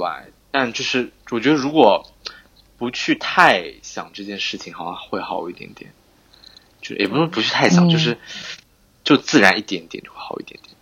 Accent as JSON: {"language": "Chinese", "region": "Zhejiang", "country": "China", "said": "他们一听到我是浙江人"}